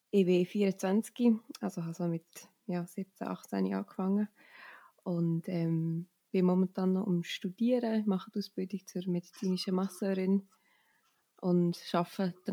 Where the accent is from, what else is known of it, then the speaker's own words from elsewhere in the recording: Steffisburg, Bern, Switzerland; Ich komme aus Steffisburg in der Schweiz. Das ist sehr so am Rand vom Berner Oberland. Man sagt, oh, es ist jetzt Tor zum Berner Oberland. Also ich habe einen mega schönen Ausblick auf die Berge und bin auch hier aufgewachsen.